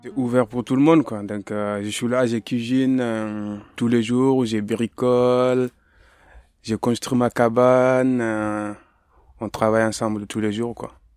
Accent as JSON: {"language": "French", "country": "Mali", "also_born_or_lived": "Paris", "moved": "yes", "lives_now": "France", "said": "je viens du Mali, je suis malien"}